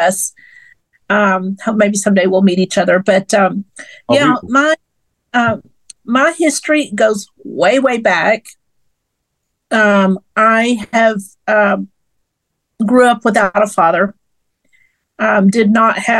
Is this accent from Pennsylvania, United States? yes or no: no; Fort Worth, Texas, United States; also born or lived in Midland, Texas; I'm a West Texas girl. But I grew up here in Fort Worth, and this is my hometown.